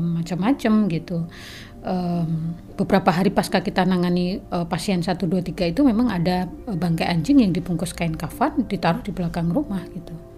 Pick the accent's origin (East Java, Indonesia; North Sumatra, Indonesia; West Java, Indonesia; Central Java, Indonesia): East Java, Indonesia; southern Bojonegoro; moved away; also born or lived in Jember; saya lahir itu dari kampung mm-hmm. di pelosok gitu di bagian Bojonegoro selatan